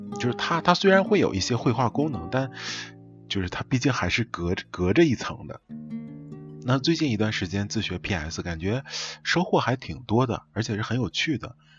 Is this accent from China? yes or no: yes; Northeast China, China; 我们东北这边儿叫打啵儿